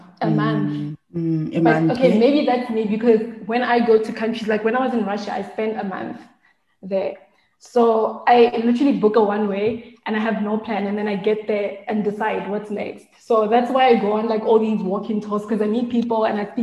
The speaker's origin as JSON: {"language": "English", "country": "South Africa", "said": "I'm South African"}